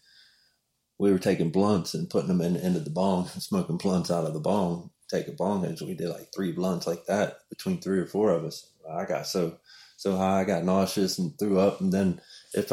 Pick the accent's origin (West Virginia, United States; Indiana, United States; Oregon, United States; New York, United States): West Virginia, United States; I'm from West Virginia and family went there and it was the closest one to the house